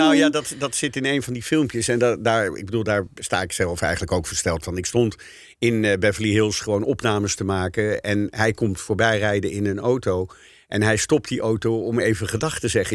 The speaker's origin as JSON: {"language": "Dutch", "country": "Netherlands", "said": "Wij zijn als Nederlanders"}